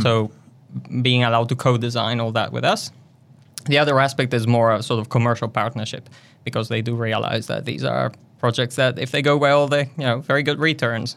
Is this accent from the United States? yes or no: no; northern Italy, Italy; moved away as an adult; also born or lived in London, United Kingdom; now in Wellington, New Zealand; I was, uh, born and raised in Italy, in a tiny town in the north